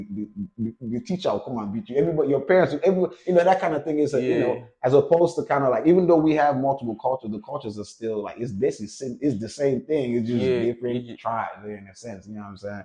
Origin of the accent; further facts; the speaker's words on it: Nigeria; I'm Nigerian